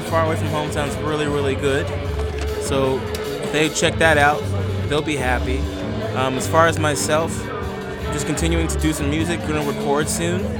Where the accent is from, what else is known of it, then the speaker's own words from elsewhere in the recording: Las Vegas, Nevada, United States; also born or lived in Long Beach, California; I've been in Vegas all my life.